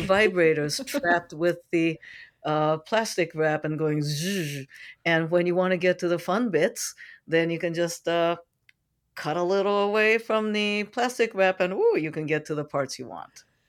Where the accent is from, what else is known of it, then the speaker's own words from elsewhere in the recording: San Francisco, California, United States; I'm from San Francisco